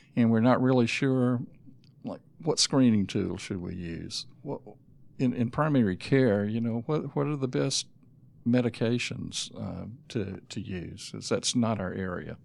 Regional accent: Griffin, Georgia, United States; also born or lived in Atlanta, Georgia / North Carolina / South Carolina; I grew up in Griffin

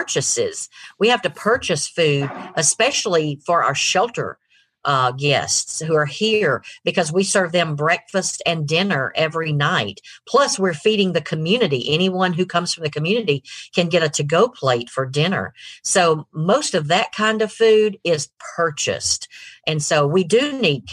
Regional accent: Rome, Georgia, United States; moved away as an adult; also born or lived in Griffin, Georgia / Atlanta, Georgia; my husband and I grew up here in Rome.

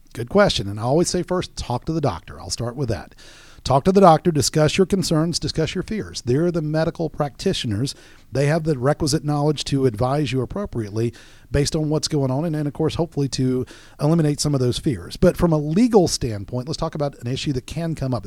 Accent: Florida, United States; now in Georgia, United States; I'm from Florida

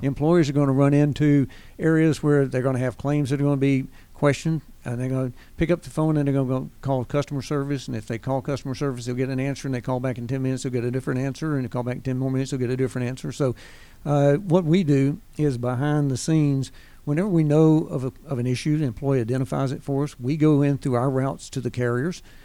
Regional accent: Winston-Salem, North Carolina, United States; moved away as an adult; also born or lived in Pensacola, Florida; now in Gwinnett County, United States; born and raised in Winston-Salem, North Carolina

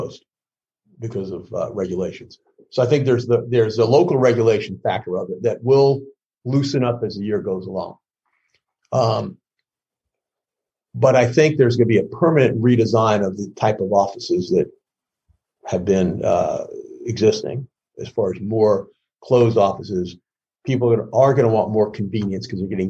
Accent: New York City, New York, United States; I grew up in the Bronx

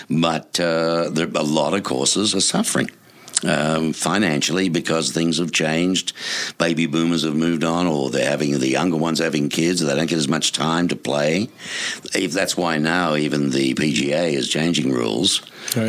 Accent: Melbourne, Victoria, Australia; now in Tucson, United States; my hometown, Melbourne, Australia

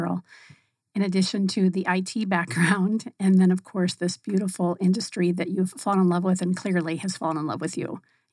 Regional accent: Northern California, United States; we grew up in Northern California

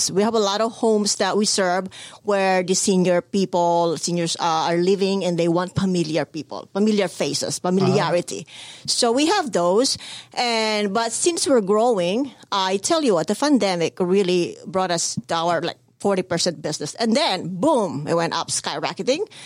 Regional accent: Philippines; I came from the Philippines and not really in the background where where uh, we have a maid or uh, over there when you're rich you have maids, you know, in uh, in house maids.

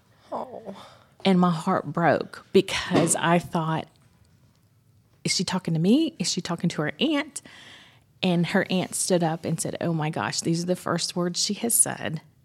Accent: Dunwoody, Georgia, United States; I grew up in Dunwoody

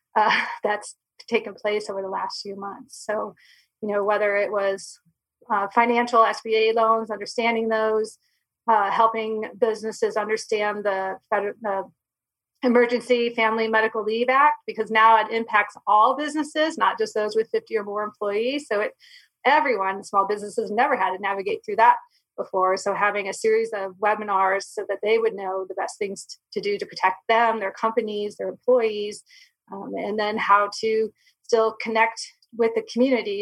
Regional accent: Michigan, United States; moved away as an adult; also born or lived in Florida / Sitka, Alaska; now in Arizona, United States; I was born and raised in Michigan

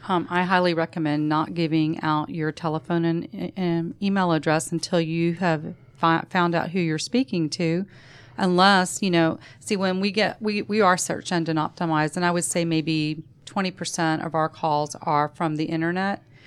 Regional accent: Savannah, Georgia, United States; We grew up in Savannah

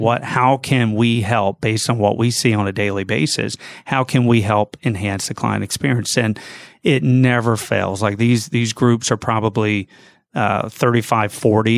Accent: Gainesville, Georgia, United States; moved away as an adult; now in Jacksonville, United States; Yes, I grew up in Gainesville, a little bit north of here

